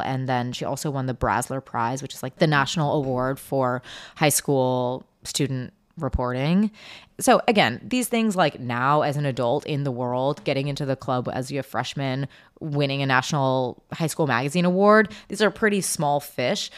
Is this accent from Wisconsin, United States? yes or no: no; Seattle, Washington, United States; moved away; also born or lived in New York; I was from Seattle